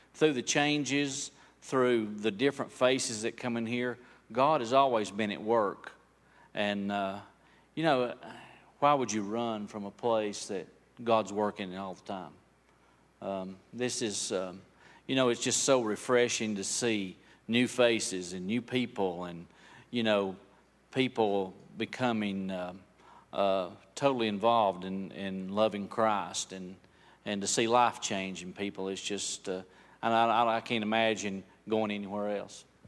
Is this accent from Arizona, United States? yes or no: no; Bryson City, North Carolina, United States; also born or lived in Franklin; I've lived here in Bryson City all my life. Uh, I, since I was about three years old